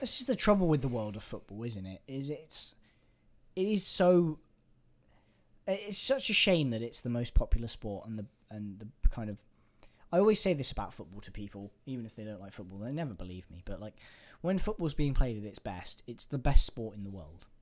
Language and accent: English; England, United Kingdom; I'm an Englishman